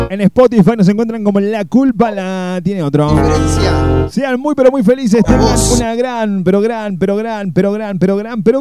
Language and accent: Spanish; Río Ceballos, Córdoba, Argentina; de Río Ceballos.